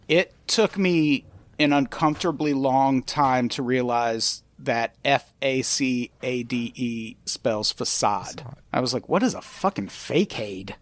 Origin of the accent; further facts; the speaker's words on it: Illinois, United States; I grew up in Illinois